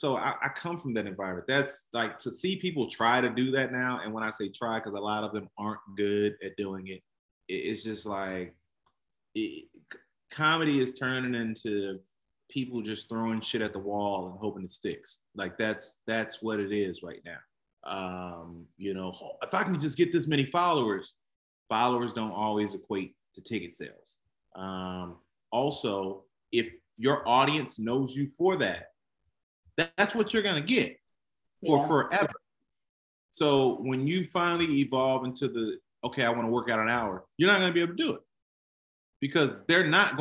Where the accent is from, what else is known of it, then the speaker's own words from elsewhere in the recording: Kankakee, Illinois, United States; I grew up in Kankakee, Illinois. So I'm about an hour south of Chicago